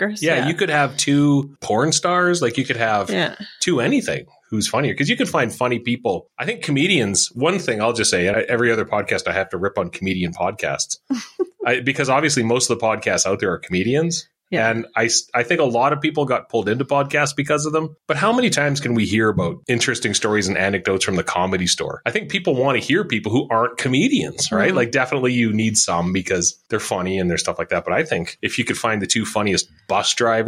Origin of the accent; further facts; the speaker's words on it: Canada; We're Canadian, man.